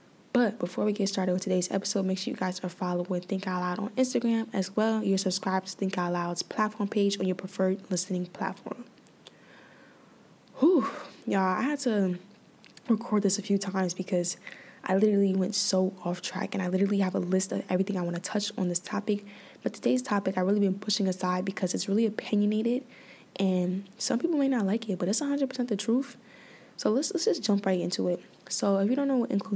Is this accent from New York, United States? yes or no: yes; New York City, New York, United States; I grew up in the Bronx